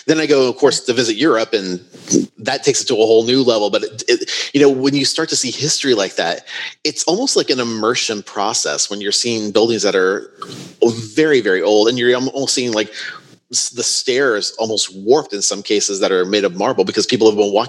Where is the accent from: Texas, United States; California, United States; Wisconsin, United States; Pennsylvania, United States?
California, United States; Southern; moved away; also born or lived in Jersey City; I grew up in Southern California, and some of the oldest buildings that I grew up around were only maybe at the time 50, 60 years old. And then I go to the East Coast because I actually lived in Jersey City for a while.